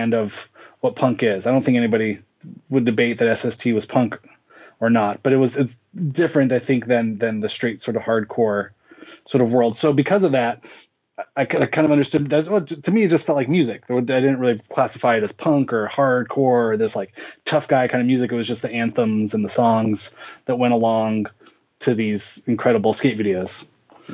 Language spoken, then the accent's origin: English; Inland Empire, Southern California, United States; I grew up in Southern California. I was born in 1981. Grew up in the Inland Empire, which is kind of the desert region of Southern California